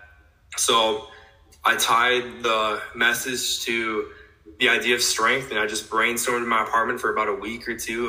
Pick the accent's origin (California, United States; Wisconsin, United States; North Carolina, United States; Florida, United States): Wisconsin, United States; West Salem; now in La Crosse, United States; Originally from West Salem, maybe like 25 minutes away from La Crosse here in Wisconsin